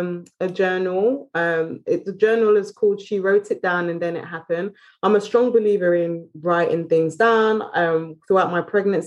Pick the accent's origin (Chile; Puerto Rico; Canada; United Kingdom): United Kingdom; You see, I'm British, isn't it? So we drink